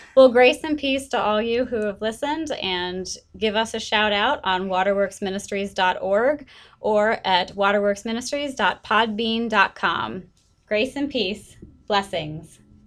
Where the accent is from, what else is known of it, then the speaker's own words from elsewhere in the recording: United States; moved away; I'm American